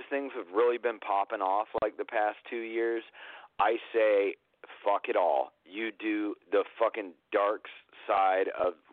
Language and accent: English; Atlanta, Georgia, United States; I grew up in Atlanta